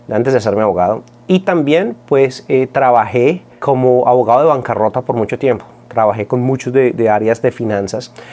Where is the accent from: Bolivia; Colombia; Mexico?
Colombia; now in United States; Cuando yo vine de Colombia, eh, los seguros eh, es algo que todos podemos acceder